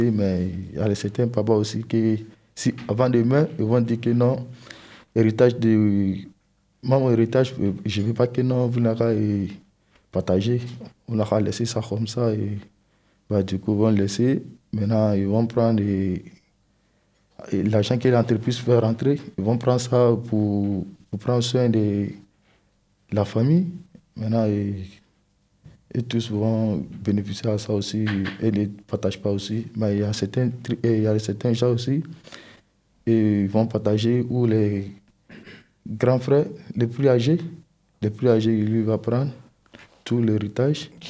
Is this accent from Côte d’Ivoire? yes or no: yes; Côte d’Ivoire; now in France; Moi, je suis né en Côte d'Ivoire.